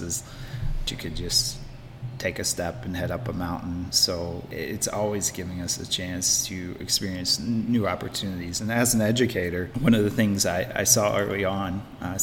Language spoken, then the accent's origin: English; Memphis, Tennessee, United States; also born or lived in Florida / Cortland, New York; now in Old Forge, United States; I grew up in Memphis, Tennessee, down on the Mississippi River